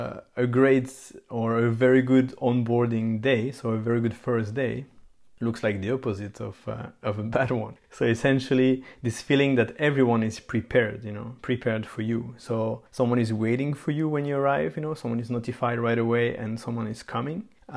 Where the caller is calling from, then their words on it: Belgium; I mean, I'm talking here from Belgium here, so it's common that you need to ask for a specific layout.